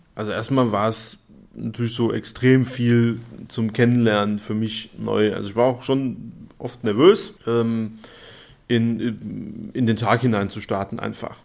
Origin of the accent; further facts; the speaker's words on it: Darmstadt, Hesse, Germany; gebürtiger Darmstädter und ja, auch fest mit äh, Darmstadt verwurzelt